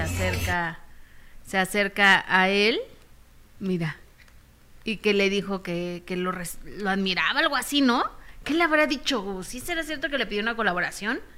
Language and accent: Spanish; Mexico; como mexicanos